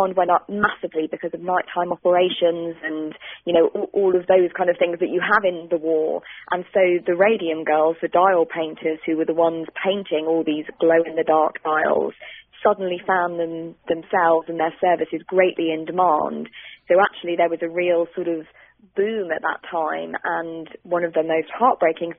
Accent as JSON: {"language": "English", "country": "United Kingdom", "also_born_or_lived": "London, England", "accent": "British"}